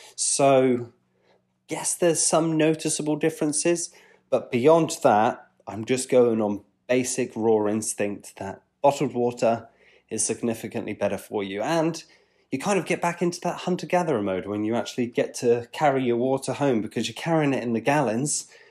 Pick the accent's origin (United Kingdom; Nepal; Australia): United Kingdom; England; I'm an English chap